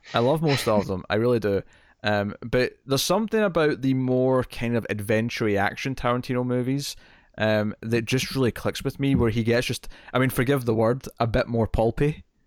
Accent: Scotland, United Kingdom; I'm Scottish

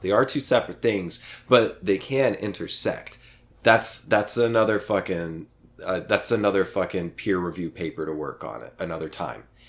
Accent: Oklahoma, United States; now in Austin, United States; my hometown in Oklahoma

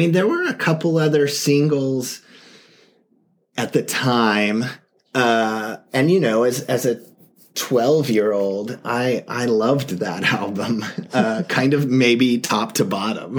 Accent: Tacoma, Washington, United States; also born or lived in Seattle; I grew up in Tacoma, and then went to college in Seattle

